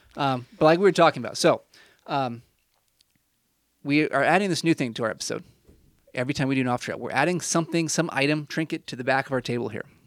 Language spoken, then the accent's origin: English; Illinois, United States; moved away as an adult; also born or lived in Indiana; this was my home for twenty s, well, if you don't include college, I don't know, twenty, twenty years or so